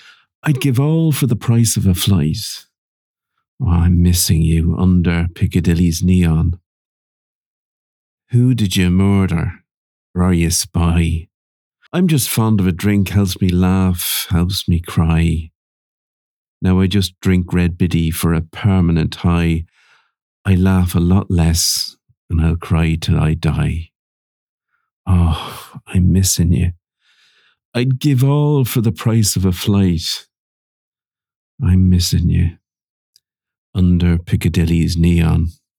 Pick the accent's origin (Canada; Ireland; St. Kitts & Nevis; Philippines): Ireland; accent: Irish; moved away; also born or lived in London; I almost felt Like I had to change my accent so I didn't stand out as being Irish.